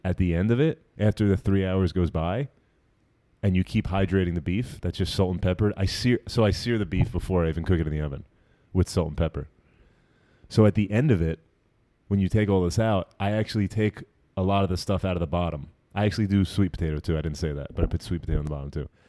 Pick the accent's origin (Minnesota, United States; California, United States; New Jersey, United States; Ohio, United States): New Jersey, United States; also born or lived in Brooklyn, New York